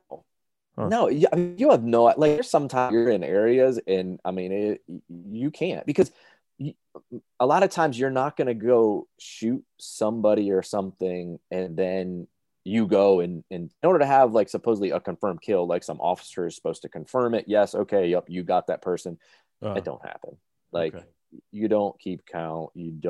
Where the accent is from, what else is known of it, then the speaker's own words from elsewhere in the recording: New England, United States; I mean, I said I grew up in New England, but we have a cottage on a lake up in Maine.